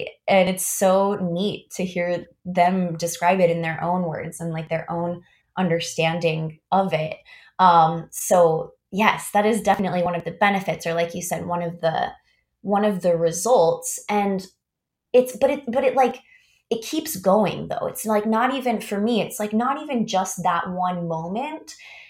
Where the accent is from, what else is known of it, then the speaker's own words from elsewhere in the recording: Augusta, Georgia, United States; I went to a fine arts high school, really cool high school, in my hometown, Augusta, Georgia, called Davidson Fine Arts.